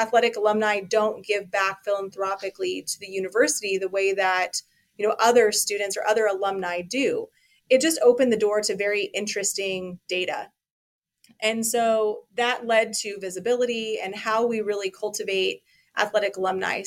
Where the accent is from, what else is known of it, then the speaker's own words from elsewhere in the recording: Colorado, United States; moved away as an adult; now in Ames, United States; I'm originally from Colorado.